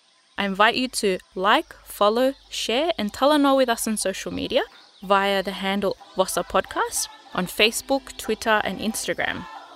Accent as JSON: {"language": "English", "town": "Somosomo", "country": "Fiji", "also_born_or_lived": "Tonga", "said": "Bulavinaka … I am your host. I am a Fijian from Somosomongau and Tongan Kolomotu'a woman"}